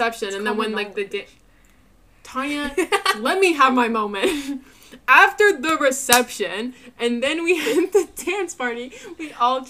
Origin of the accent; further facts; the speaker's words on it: United States; accent: American; I was the only American there. My accent could be heard from a mile away.